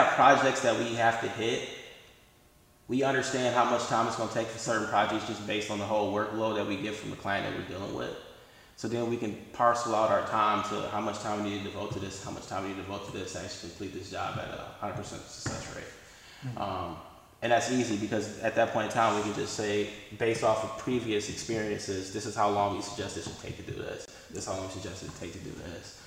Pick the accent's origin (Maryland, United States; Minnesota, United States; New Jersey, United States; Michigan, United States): Michigan, United States; Detroit; I'm from Detroit